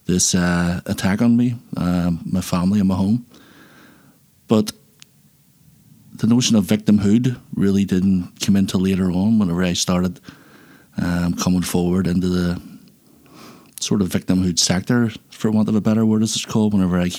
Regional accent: Belfast, Northern Ireland, United Kingdom; I was born in Belfast in 1972 and lived here. And I've lived here for my life ever since

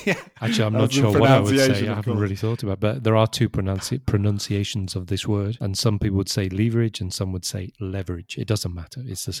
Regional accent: United Kingdom; Because I'm British, not American.

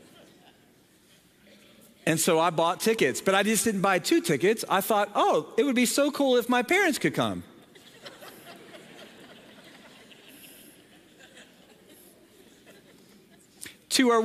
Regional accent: Southern Ohio, United States; moved away; I grew up in Southern Ohio

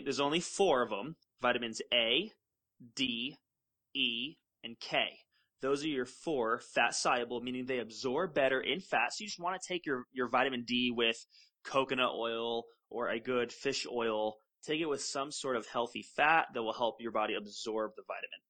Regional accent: Florida, United States; we grew up together in Florida

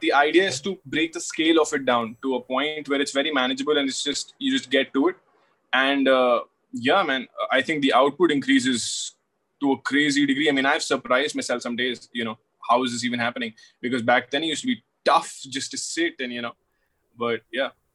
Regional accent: Delhi, India; I'm from Delhi

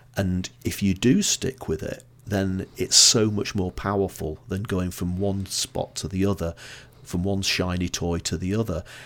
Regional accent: Blackpool, North West England, United Kingdom; now in Edinburgh, United Kingdom; I'm originally from Blackpool

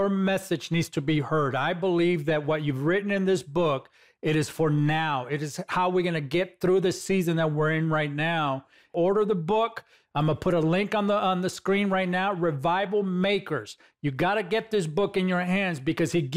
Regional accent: Los Angeles, California, United States; I'm a kid from East LA, California

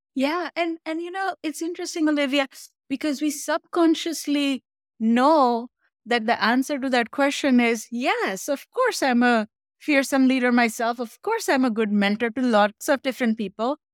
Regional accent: Mumbai, Maharashtra, India; moved away; I grew up in Mumbai, India.

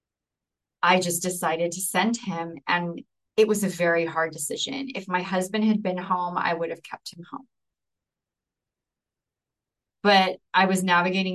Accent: Chula Vista, California, United States; moved away as an adult; also born or lived in National City, California; I grew up in Chula Vista, lived there the majority of my life, and moved to National City. That's where we moved from

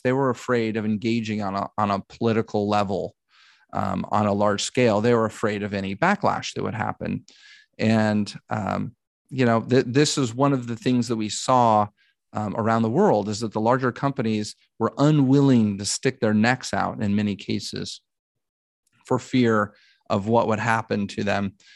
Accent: Dallas, Texas, United States; moved away as an adult; now in Los Angeles, United States; I'm from Dallas, Texas, and grew up there

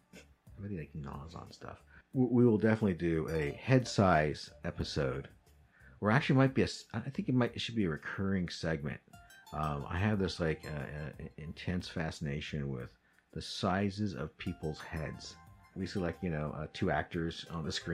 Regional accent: Midwest, United States; I was born and raised in the Midwest

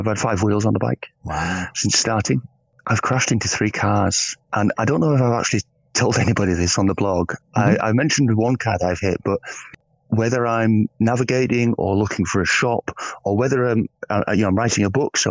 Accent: England, United Kingdom; I'm from England.

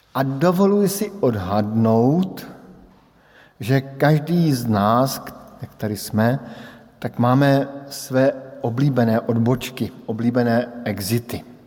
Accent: Brno, South Moravian Region, Czechia; moved away as an adult; odbočka na Brno. Do mého rodného města, odbočka domů, kde žijí moji sourozenci, kde žijí moji přátelé z dětství

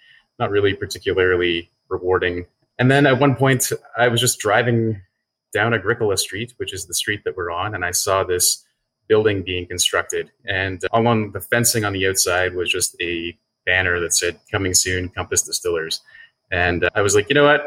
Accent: Cape Breton, Nova Scotia, Canada; also born or lived in Toronto / Sweden; now in Halifax, Canada; Where I'm from, I grew up in Nova Scotia in a really small town in Cape Breton

